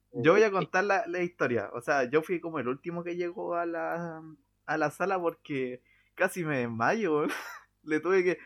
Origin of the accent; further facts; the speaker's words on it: Valparaíso, Chile; soy de Playa Ancha